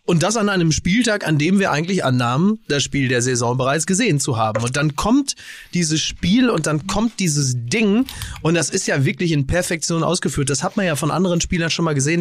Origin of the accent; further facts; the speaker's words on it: Germany; als, als Deutscher